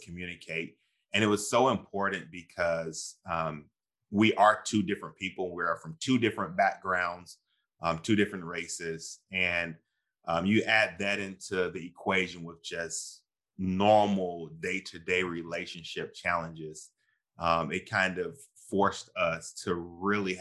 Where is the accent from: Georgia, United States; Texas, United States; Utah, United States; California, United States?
Georgia, United States; my family is Southern. I'm from Georgia, the Deep South.